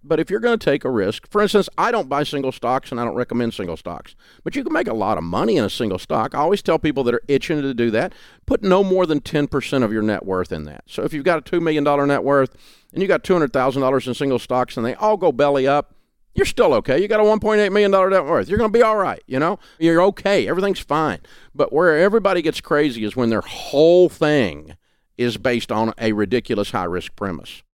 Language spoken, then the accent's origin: English; Southern, United States; accent: Southern